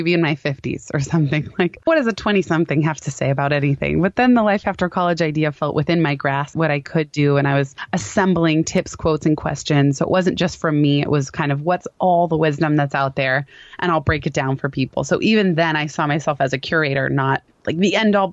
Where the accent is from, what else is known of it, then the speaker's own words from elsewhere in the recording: Palo Alto, California, United States; The company happened to be in my hometown of Palo Alto